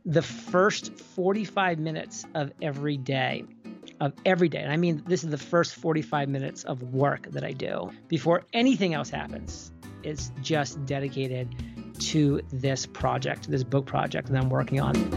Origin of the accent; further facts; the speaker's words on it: New England, United States; moved away; also born or lived in Boston / Rhode Island / San Diego; born and raised in New England and, you know, lived in Boston for a very long time